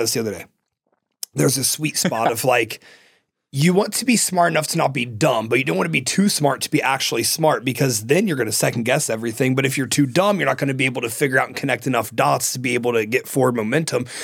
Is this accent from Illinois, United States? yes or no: no; Ohio, United States; moved away; where I'm from, you have like you know shitty salmon and like shitty cod. Like it's fucking Ohio